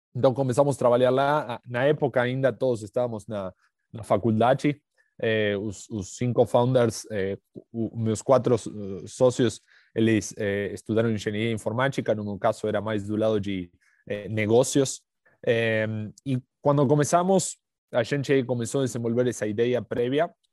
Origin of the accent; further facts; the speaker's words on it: Argentina; Portuguese is a second language; moved away as an adult; now in São Paulo, Brazil; já pelo sotaque dá para perceber que não, que não sou do Brasil. É, eh, sou, sou, argentino, mas moro aqui em São Paulo há uns oito anos.